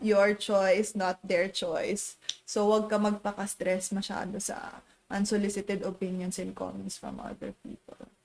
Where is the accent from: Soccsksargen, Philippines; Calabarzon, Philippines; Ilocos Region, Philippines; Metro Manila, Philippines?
Calabarzon, Philippines; We're from Cavite